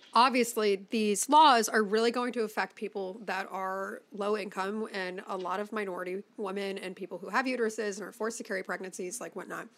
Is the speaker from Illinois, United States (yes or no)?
yes; Chicago, Illinois, United States; I grew up in Chicago